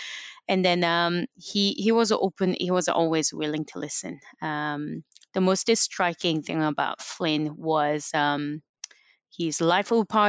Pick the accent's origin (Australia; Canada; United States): Canada; moved away as an adult; Well, I came from Canada and I didn't have any family. So basically I came here by myself to study.